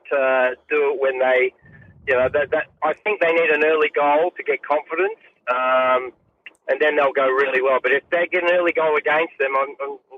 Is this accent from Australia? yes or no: no; England, United Kingdom; born there; I was born in England, so they're they're my second team.